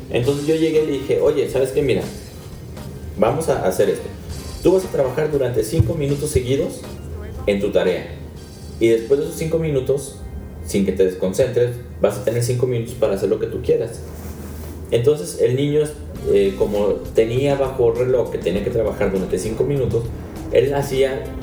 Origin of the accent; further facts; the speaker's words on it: Mexico; Claro que soy mexicano